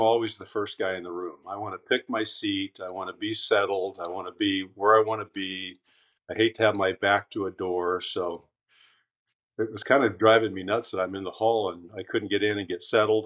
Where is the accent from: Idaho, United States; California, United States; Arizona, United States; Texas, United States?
Idaho, United States; Caldwell; moved away as an adult; also born or lived in Twin Falls, Idaho; I was born in Twin Falls and um, grew up in Caldwell, uh, just outside of Boise